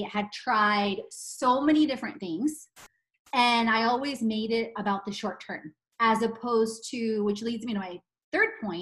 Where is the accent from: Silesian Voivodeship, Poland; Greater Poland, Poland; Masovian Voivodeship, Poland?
Silesian Voivodeship, Poland; Katowice; moved away; I was born in Katowice in 1978.